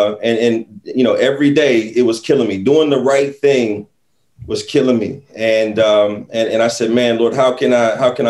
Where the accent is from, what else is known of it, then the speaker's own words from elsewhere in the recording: Central Ohio, United States; I'm from Central Ohio, you know, go Bucks out here in Columbus, Ohio.